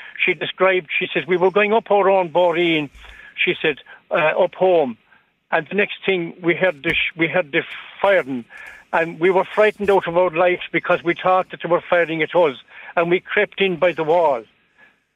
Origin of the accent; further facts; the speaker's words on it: Fanore, Munster, Ireland; I'm from Fanor, not Clare myself